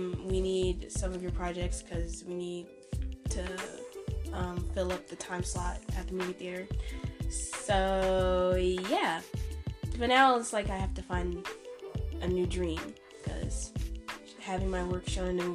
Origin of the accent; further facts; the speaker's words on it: Philadelphia, Pennsylvania, United States; my hometown, Philly.